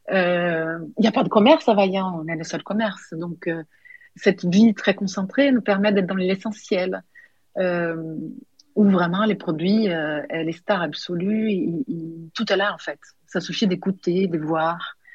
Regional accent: Paris, Île-de-France, France; parce qu'on n'est pas d'ici, nous ne sommes pas des enfants de pays. Euh, plus je suis, j'ai un petit accent, je viens d'ailleurs, et c'est surtout l'effet de venir de Paris.

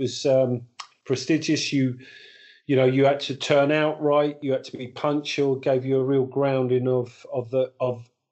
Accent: Portsmouth, South East England, United Kingdom; moved away as an adult; I was born and bred in Portsmouth

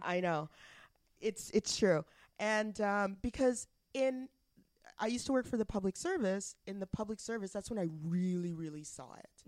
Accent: Alberta, Canada; now in Ottawa, Canada; I'm from I'm from Alberta

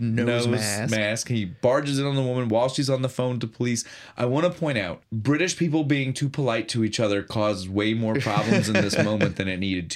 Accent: United States; as an American

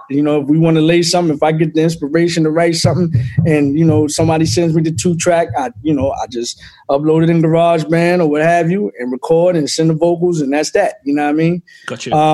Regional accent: Philadelphia, Pennsylvania, United States; Um, Philly, Philly was definitely de- that's where I got the cut of my jib in all facets

